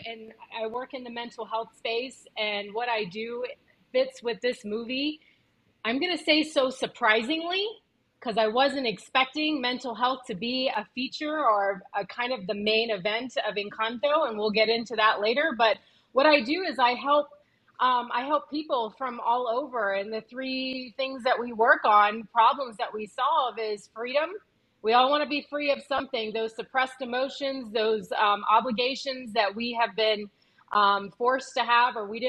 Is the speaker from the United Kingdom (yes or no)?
no; Honduras; I'm Afro-Honduran